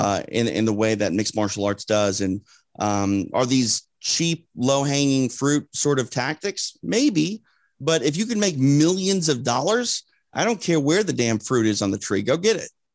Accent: Midwest, United States; I'm from the Midwest

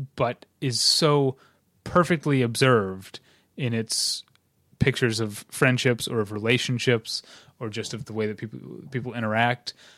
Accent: St. Louis, Missouri, United States; now in Southern California, United States; my hometown of Saint Louis

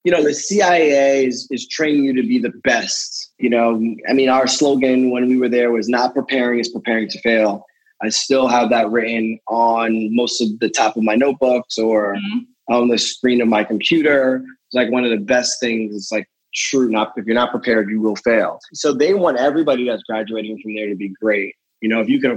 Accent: the Poconos, Pennsylvania, United States; I grew up in the Poconos

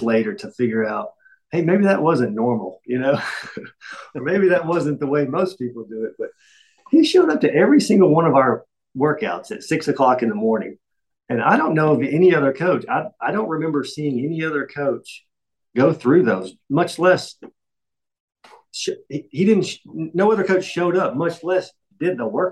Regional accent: Jefferson City, Tennessee, United States; I'm from Jefferson City, still live here, kind of a small town, 30 minutes from Knoxville

